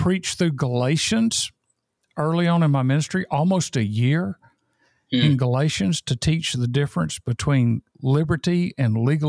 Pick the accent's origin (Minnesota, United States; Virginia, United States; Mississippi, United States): Mississippi, United States; now in Albany, Georgia, United States; came to my hometown in Mississippi.